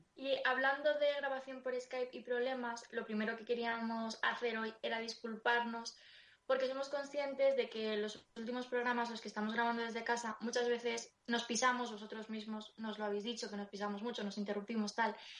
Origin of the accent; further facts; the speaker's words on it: Madrid, Community of Madrid, Spain; yo soy de Vallecas y, y yo he ido al cole y al instituto con gente que tenía menos recursos que yo